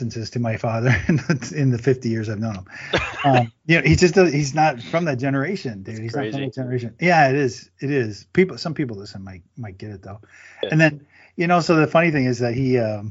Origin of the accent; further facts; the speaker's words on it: near Windsor, Ontario, Canada; I grew up in Canada, and I grew up, you know, near Windsor, Ontario, Detroit, Windsor border.